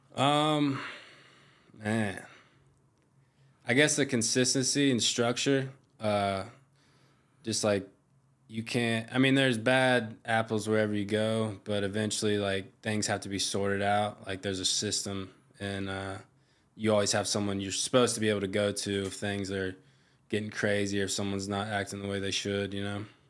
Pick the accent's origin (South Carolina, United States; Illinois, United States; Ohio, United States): South Carolina, United States; Myrtle Beach; moved away as an adult; now in Hawaii, United States; I grew up in Myrtle Beach